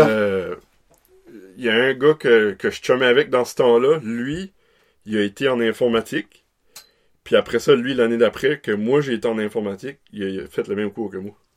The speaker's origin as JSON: {"language": "French", "town": "Caraquet", "region": "New Brunswick", "country": "Canada", "tie": "born or raised there", "said": "je suis originaire de la péninsule de Caraquet, de la belle ville de Caraquet"}